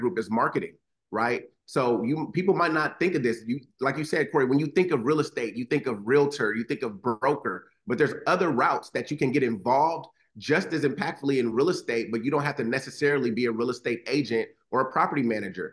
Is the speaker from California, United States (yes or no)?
yes; Los Angeles, California, United States; grew up in Los Angeles